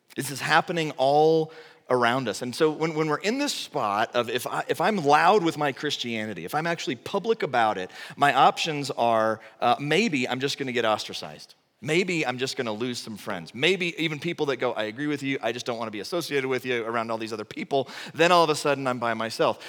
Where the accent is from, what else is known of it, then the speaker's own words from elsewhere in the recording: Texas, United States; moved away; I'm from Texas